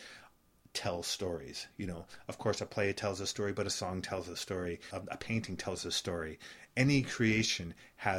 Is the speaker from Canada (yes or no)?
yes; Canada; moved away as an adult; now in Miami, United States; I'm a foreigner. I came from Canada, from the opposite direction of your family.